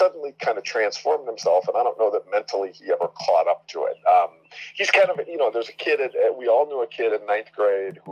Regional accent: Tonawanda, New York, United States; growing up in Tonawanda, New York

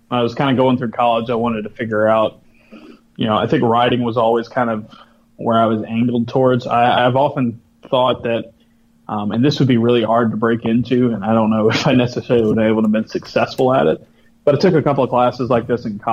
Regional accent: South Alabama, United States; I was growing up in a small town in South Alabama

